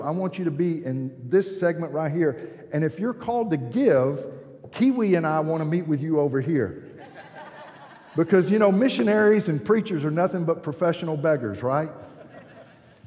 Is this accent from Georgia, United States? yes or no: yes; Georgia, United States; I'm from Georgia